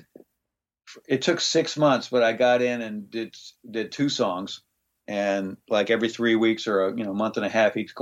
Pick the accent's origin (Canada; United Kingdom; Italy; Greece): Greece; moved away; my time of growing up in Greece.